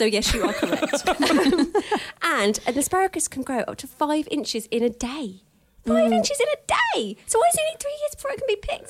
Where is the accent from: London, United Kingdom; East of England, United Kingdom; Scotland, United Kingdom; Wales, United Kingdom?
East of England, United Kingdom; Luton; she's from my hometown, Luton.